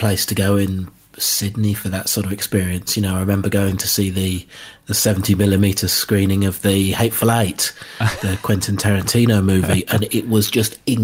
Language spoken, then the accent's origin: English; United Kingdom; as a British person